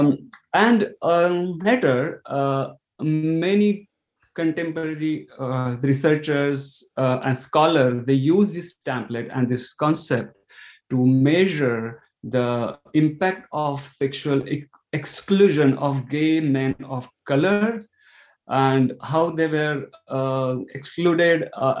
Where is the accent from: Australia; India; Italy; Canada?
India; moved away as an adult; now in Ireland; So I'm from India, and I'm living in Ireland for 9 years.